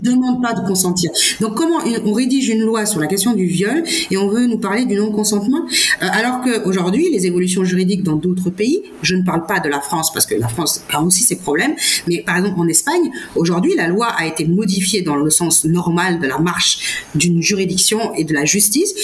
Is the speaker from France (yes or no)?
no; Senegal; j'ai milité pour garder ma nationalité sénégalaise en disant je suis sénégalaise